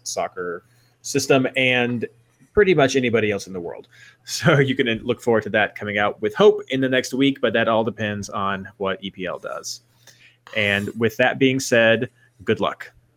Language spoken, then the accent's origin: English; Kentucky, United States; I'm from Kentucky